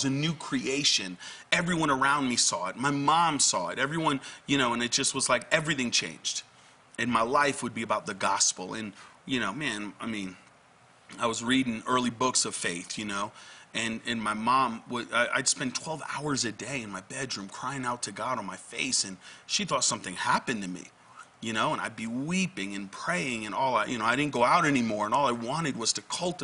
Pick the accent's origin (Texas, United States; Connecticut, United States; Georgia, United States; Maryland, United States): Connecticut, United States; I'm actually was born and raised in Connecticut